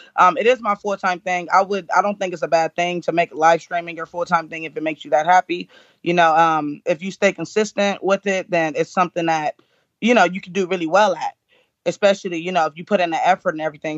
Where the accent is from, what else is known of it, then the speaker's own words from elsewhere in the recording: California, United States; I'm from California